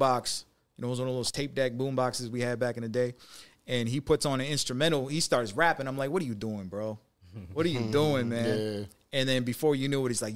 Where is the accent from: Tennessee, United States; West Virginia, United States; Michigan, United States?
Michigan, United States; Detroit; now in Las Vegas, United States; I'm from Detroit. So born and raised in Detroit.